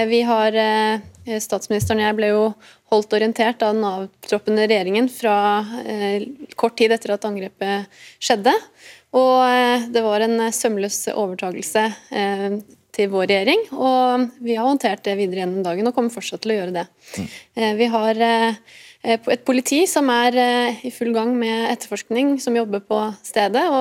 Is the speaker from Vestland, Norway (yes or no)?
no; Lørenskog, Akershus, Norway; born there; Jeg er født i Lørenskog fordi eh, sykehuset ligger i Lørenskog.